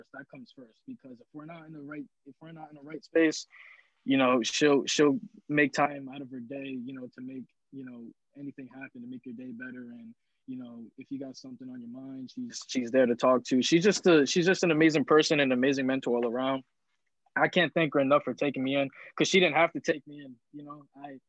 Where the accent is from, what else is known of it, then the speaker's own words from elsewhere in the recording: New Haven, Connecticut, United States; now in East Providence, United States; I'm originally from New Haven, Connecticut, but I live in East Providence, Rhode Island now